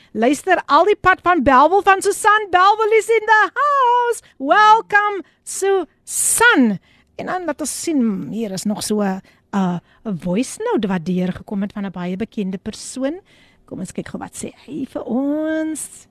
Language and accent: Afrikaans; Somerset West, Western Cape, South Africa; ek is gebore in Somerset West